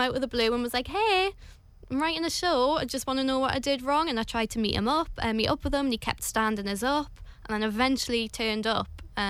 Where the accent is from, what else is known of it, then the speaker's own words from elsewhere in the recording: Newcastle upon Tyne, North East England, United Kingdom; now in London, United Kingdom; Well, I'm from Newcastle, which is pretty friendly, but I live in London now